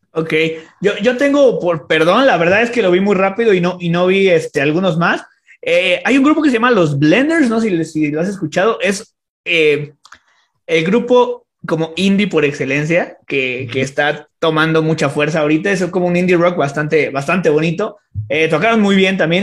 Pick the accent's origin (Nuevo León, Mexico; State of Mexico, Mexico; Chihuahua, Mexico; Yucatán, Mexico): State of Mexico, Mexico; Toluca; also born or lived in Metepec; soy de Toluca